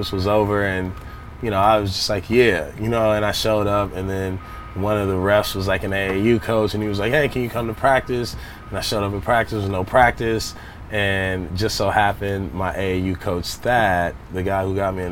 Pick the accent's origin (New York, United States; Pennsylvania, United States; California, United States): California, United States; Los Angeles; I was from South Central